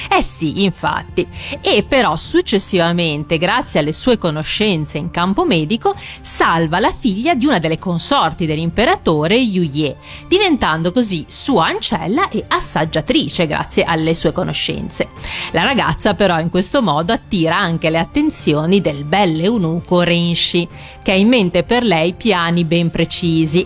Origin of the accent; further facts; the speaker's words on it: Liguria, Italy; accent: Ligurian; nel mio dialetto, quello ligure, farmacista si dice appunto ospezia